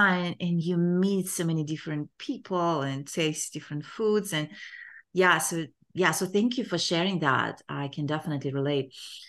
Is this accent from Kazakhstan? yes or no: yes; Kazakhstan; English is a second language; I was born in Kazakhstan and grew up in Kazakhstan, but I can definitely relate to not being able to travel.